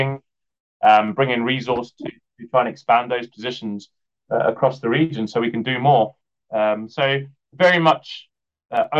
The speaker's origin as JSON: {"language": "English", "town": "Cape Town", "region": "Western Cape", "country": "South Africa", "tie": "born or raised there", "moved": "as an adult", "lives_now": "United Kingdom", "said": "I grew up in Cape Town"}